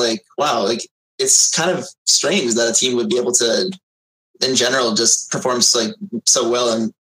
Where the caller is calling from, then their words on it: Connecticut, United States; I'm calling from Connecticut.